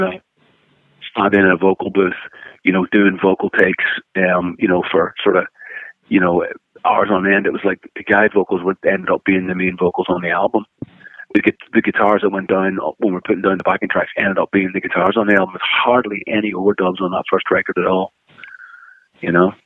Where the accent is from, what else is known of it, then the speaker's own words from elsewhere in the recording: Northern Ireland, United Kingdom; moved away as an adult; now in Los Angeles, United States; growing up in Northern Ireland